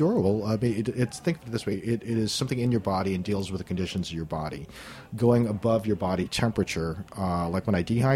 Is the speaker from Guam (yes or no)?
yes; Guam; moved away; growing up on Guam